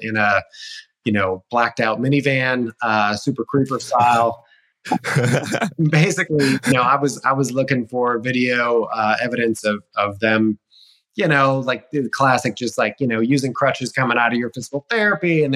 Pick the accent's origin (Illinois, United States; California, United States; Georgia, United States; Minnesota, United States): Illinois, United States; moved away as an adult; also born or lived in Colorado; I originally grew up in Illinois, just a little town about an hour south of Chicago called Moments